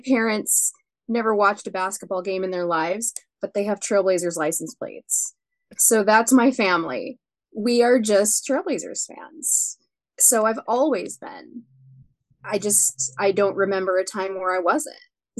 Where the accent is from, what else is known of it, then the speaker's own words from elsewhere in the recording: Oregon, United States; I am from Oregon, and I was born in 79